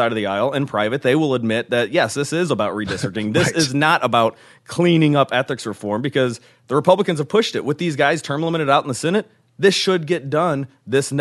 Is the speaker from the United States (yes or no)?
yes; Ferguson, Missouri, United States; also born or lived in Fayette, Missouri; I grew up in Ferguson, Missouri, have always had a farm in Fayette, Missouri